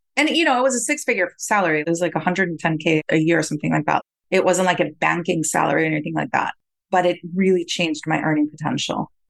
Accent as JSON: {"language": "English", "country": "Costa Rica", "tie": "born or raised there", "moved": "as an adult", "lives_now": "United States", "said": "I was born and raised in Costa Rica"}